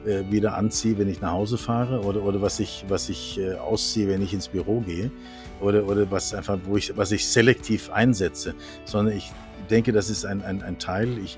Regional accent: Norway; now in Germany; ich bin Norweger, meine Frau ist Französin. Wir haben uns in Aachen kennengelernt.

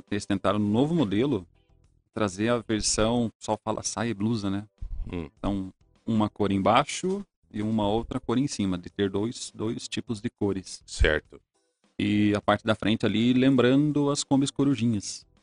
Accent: Ponta Grossa, Paraná, Brazil; eu sou nascido aqui em Ponta Grossa, né?

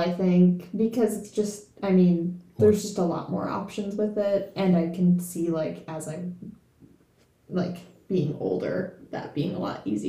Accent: New York, United States; also born or lived in Pittsburgh; now in Chattanooga, United States; growing up in New York, I did run pretty much mostly all on trails.

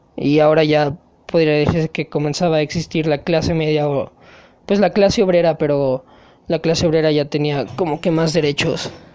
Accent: Mexico; aquí uno como mexicano

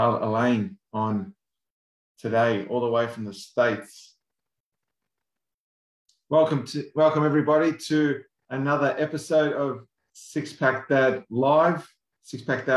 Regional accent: Australia; us Aussies here

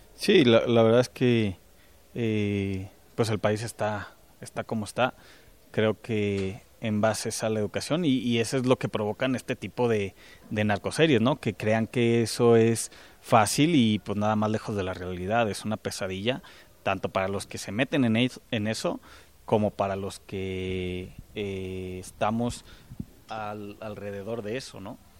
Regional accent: Teocaltiche, Jalisco, Mexico; yo con lo que estoy viviendo en mi pueblo, en Teocaltiche

